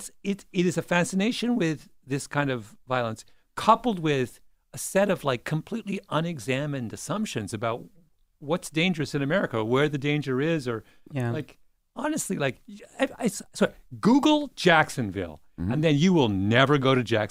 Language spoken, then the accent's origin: English; Canada; now in United States; I can't answer that question because I grew up in Canada and we're... There's no guns.